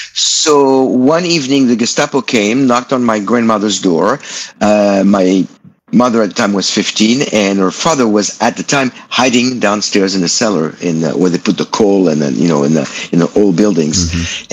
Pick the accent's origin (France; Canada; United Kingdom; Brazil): France; I was born in France in '59.